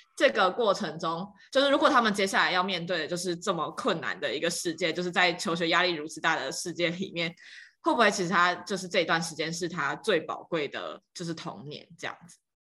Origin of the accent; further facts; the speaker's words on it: Tainan, Taiwan; 我就是在台南长大，然后我刚好也在台南任教